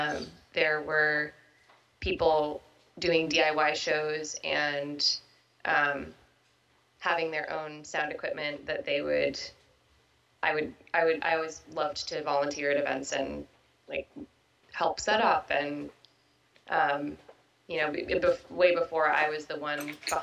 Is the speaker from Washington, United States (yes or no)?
yes; Seattle, Washington, United States; I grew up here in Seattle